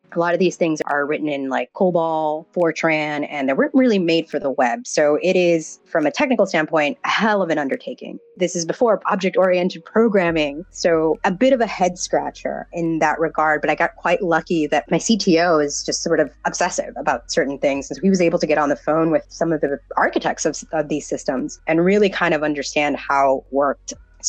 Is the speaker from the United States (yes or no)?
yes; the South, United States; he's a first gen, I'm first gen, and we're both from the South. So there wasn't very many of us on the campus.